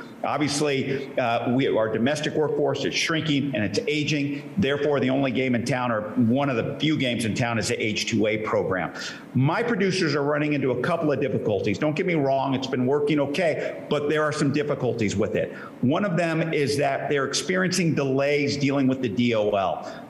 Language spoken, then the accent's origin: English; Central Coast of California, United States; I hail from the Central Coast of California, out there in the Salinas, Pajaro, and San Juan Valleys.